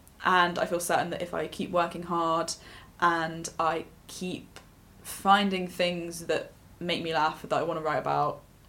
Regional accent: Leicester, East Midlands, United Kingdom; for me, what it was like growing up in Leicester

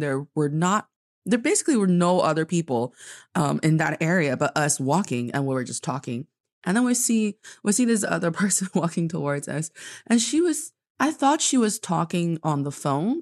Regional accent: Northeast China, China; now in Beijing, China; I am from the northeast part of China, and I'm speaking to you today from Beijing, China

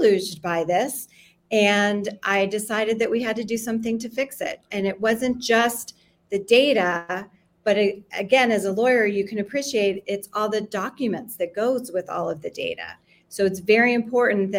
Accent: Miami, Florida, United States; now in Los Angeles, United States; I'm here in LA today, but I grew up in Miami

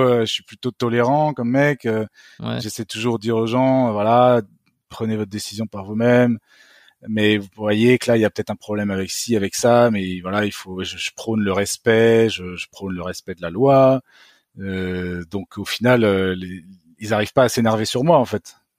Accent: France; je suis un Français comme les autres

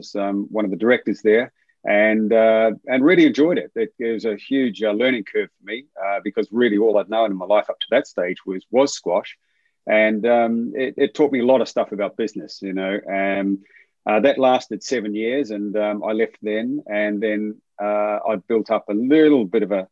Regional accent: Whitianga, Waikato, New Zealand; it's all started really in a place called Whitianga, which is a very, very small town

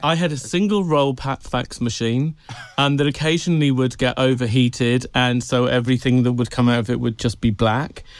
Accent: Tenby, Wales, United Kingdom; moved away; I grew up in Wales, on a tiny little, a tiny little town called Tenby

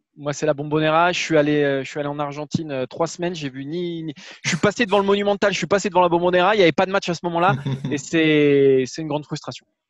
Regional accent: Bordeaux, Nouvelle-Aquitaine, France; je suis de Bordeaux

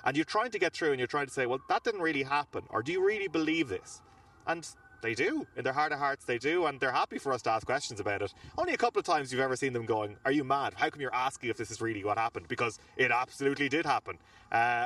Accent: Ireland; we're Irish

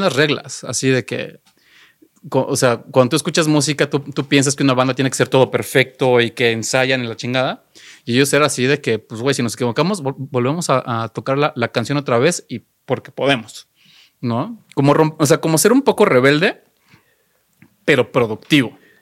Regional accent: Xalapa, Veracruz, Mexico; yo soy de Jalapa

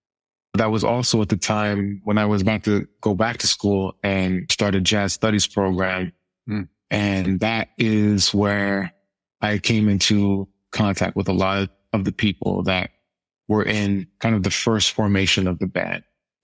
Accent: Ottawa, Ontario, Canada; born there; also born or lived in Europe / Winnipeg, Canada; So I'm originally from, I was born in Ottawa, Ontario, which is the capital of Canada in the East. And I grew up in Europe in my formative years.

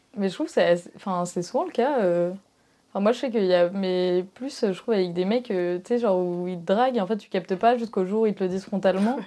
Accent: Marseille, Provence-Alpes-Côte d'Azur, France; je suis de Marseille

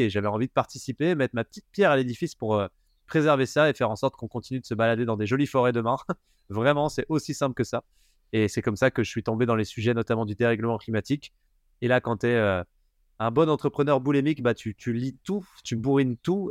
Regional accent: Haut-Doubs, Bourgogne-Franche-Comté, France; Je viens d'un petit village euh, de 200 habitants euh, dans le haut budget

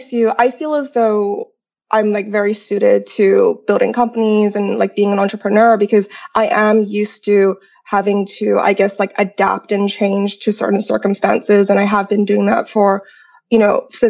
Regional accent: Grafton, New South Wales, Australia; English is a second language; also born or lived in Sai Kung, Hong Kong; I'm actually born and raised in Hong Kong. I'm half Chinese, half Australian. And I grew up in it was at that time a small coastal town called Sai Kung. And I went to international school, first local school, then international school. And I actually moved to Australia when I was 9 to Grafton

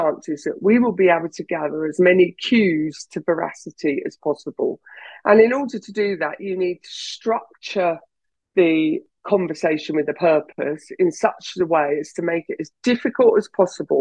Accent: England, United Kingdom; I'm English, I'm British

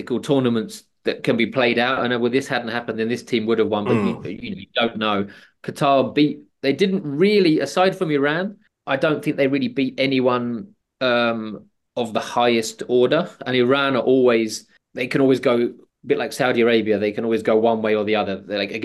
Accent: England, United Kingdom; as an Englishman

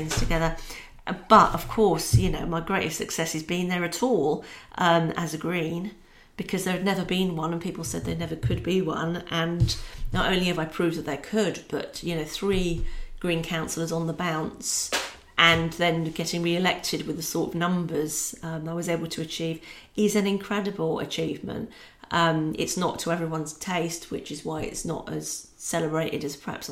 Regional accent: Scotland, United Kingdom; also born or lived in London; now in Peterborough, United Kingdom; Being Scottish, I'm that bit closer to Scotland living in Peterborough than when I lived in London.

